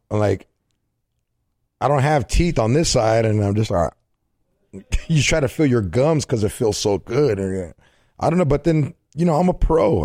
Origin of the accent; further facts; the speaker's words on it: California, United States; I'm from Cali